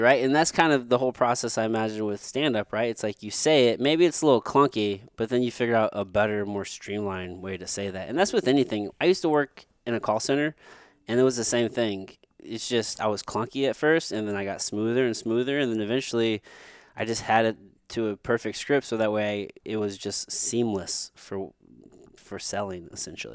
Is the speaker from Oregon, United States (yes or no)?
no; Potosi, Missouri, United States; moved away; I grew up in a place called, it's called Potosi, Missouri.